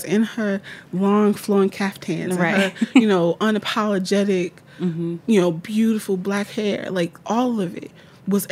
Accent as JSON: {"language": "English", "town": "Newark", "region": "New Jersey", "country": "United States", "tie": "born or raised there", "said": "I'm from Newark, New Jersey"}